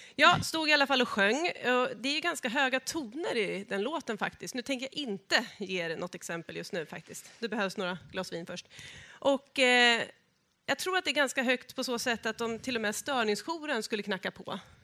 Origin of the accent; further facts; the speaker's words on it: Norrköping area, Östergötland, Sweden; moved away; jag är ju från Norrköpingstrakten, vill jag säga, från början.